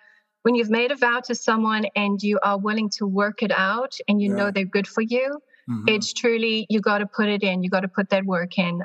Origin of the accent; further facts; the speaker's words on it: Johannesburg, Gauteng, South Africa; moved away as an adult; now in Florida, United States; I was born in Southern Africa in a town called Johannesburg